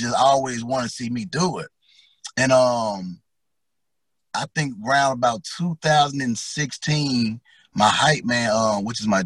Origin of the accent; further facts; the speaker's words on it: Memphis, Tennessee, United States; I'm from Memphis, Tennessee, North Memphis, Smoky City